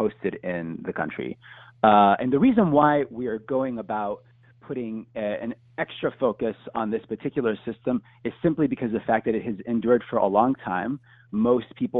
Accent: Houston, Texas, United States; I'm a Houstonian from Texas

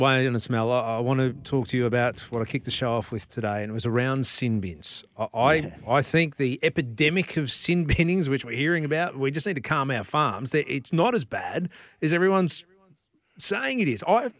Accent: Queensland, Australia; Yeah, I'm licking my lips as a Queenslander

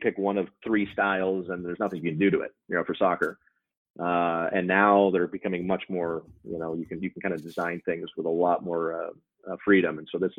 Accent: Albuquerque, New Mexico, United States; I grew up in Albuquerque, New Mexico

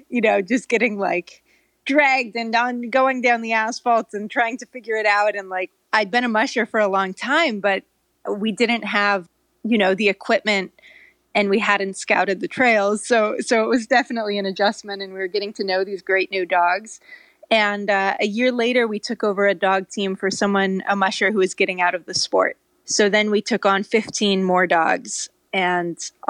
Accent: California, United States; also born or lived in Norway; i grew up in California, so it's kind of a mystery. It doesn't really make sense, but I lived in Norway as a kid

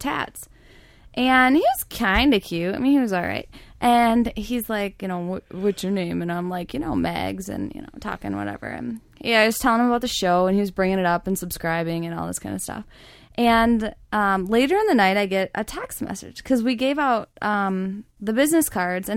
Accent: Detroit, Michigan, United States; I'm from the Detroit.

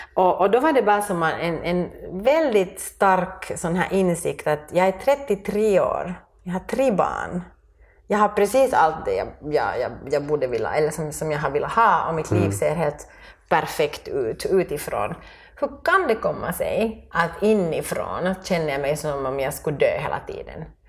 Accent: Finland; moved away as an adult; also born or lived in France; jag var som mer finsk och sen då vi flyttade tillbaka

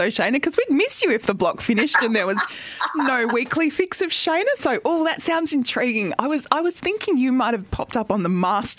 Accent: Adelaide Hills, South Australia, Australia; now in Melbourne, Australia; I grew up in the Adelaide Hills

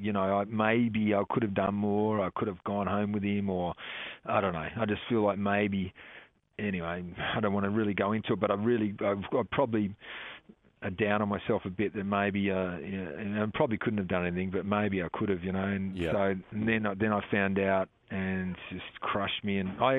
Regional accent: Canberra, Australian Capital Territory, Australia; I love rugby league because I'm from Canberra

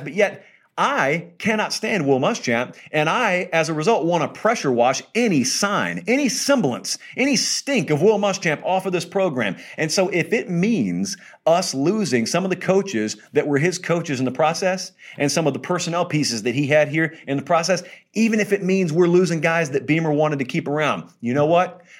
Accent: Columbus, Georgia, United States; I grew up in Harris County, just south of us in Columbus, Georgia, not Ohio

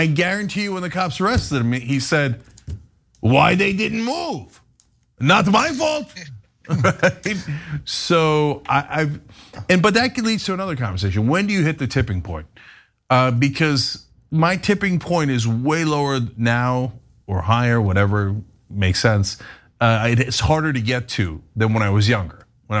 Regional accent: Istanbul, Turkey; I came from Istanbul originally, where there barely are traffic laws.

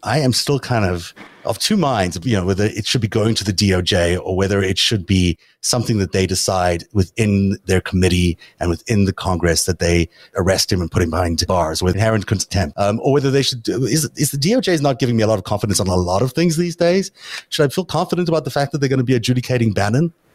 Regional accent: South Africa; now in United States; I grew up in South Africa

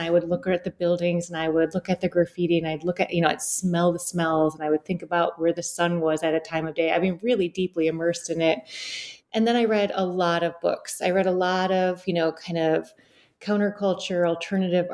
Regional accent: Detroit, Michigan, United States; now in New York, United States; I grew up in Southeast Detroit.

